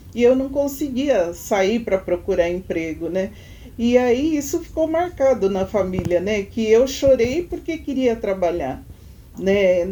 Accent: São Paulo, Brazil; A gente foi criado na Cachoeirinha, né? na Vila Nova Cachoeirinha, quando criança

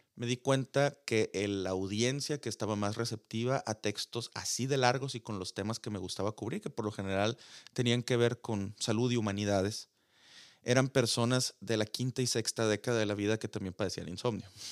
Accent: Sonora, Mexico; accent: sonorense; mi acento sonorense

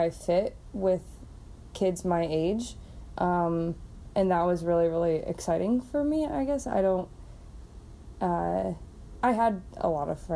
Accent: Urbandale, Iowa, United States; also born or lived in Dubuque; now in West Des Moines, United States; I grew up in Urbandale and then moved to West Des Moines after college.

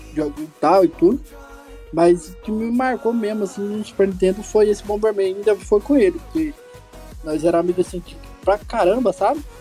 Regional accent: Goiânia, Goiás, Brazil; sou de Goiânia, Goiás

